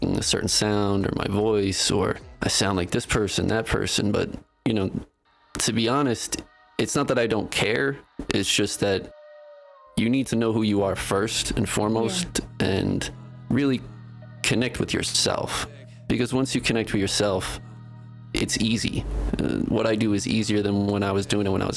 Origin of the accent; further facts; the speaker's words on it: East Coast, United States; now in Denver, United States; I come from the East Coast